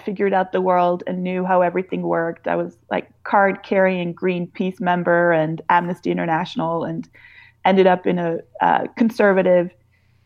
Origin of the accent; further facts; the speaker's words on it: Sweden; moved away; I grew up in Sweden